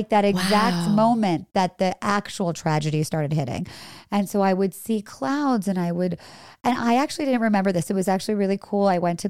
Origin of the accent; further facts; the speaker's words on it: India; born there; You know, my parents are from India. I was born in India.